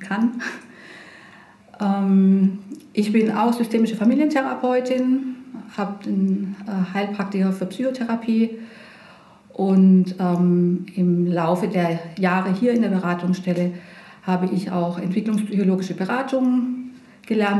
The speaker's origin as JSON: {"language": "German", "town": "Pforzheim", "region": "Baden-Württemberg", "country": "Germany", "tie": "born or raised there", "also_born_or_lived": "Heidelberg", "lives_now": "Bretten, Germany", "said": "Ich bin in Pforzheim zur Schule gegangen"}